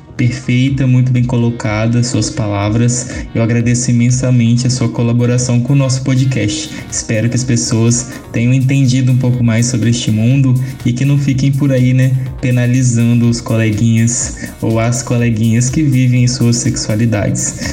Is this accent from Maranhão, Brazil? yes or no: no; Espírito Santo, Brazil; nós somos capixabas das mais diversas cores